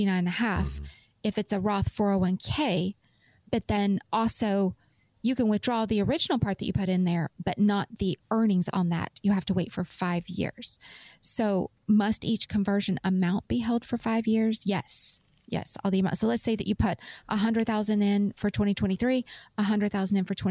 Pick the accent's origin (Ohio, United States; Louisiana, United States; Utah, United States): Utah, United States; I grew up in Utah.